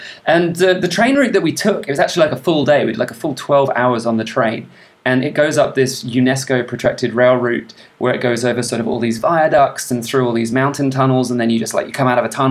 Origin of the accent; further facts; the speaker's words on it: England, United Kingdom; I grew up in England